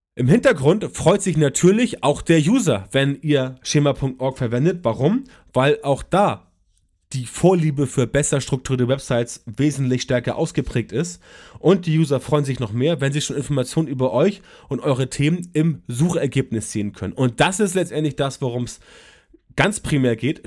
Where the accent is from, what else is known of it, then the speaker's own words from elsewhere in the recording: Germany; bei uns in Deutschland